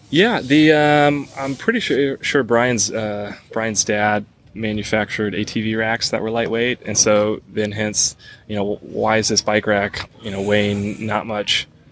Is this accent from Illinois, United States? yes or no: no; Southwest Missouri, United States; moved away as an adult; also born or lived in Colorado; I'm originally from Southwest Missouri, um, but for about a I don't know ten year stretch prior to moving back home, uh, lived out in Colorado